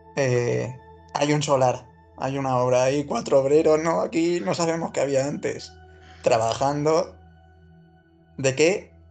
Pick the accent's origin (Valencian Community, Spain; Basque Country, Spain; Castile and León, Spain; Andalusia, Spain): Andalusia, Spain; Málaga; now in Madrid, Spain; yo como no soy de Madrid, pues siempre el que no es de Madrid siempre tiene el, recurso fácil ese de decir el de su ciudad de nacimiento, en mi caso es el Málaga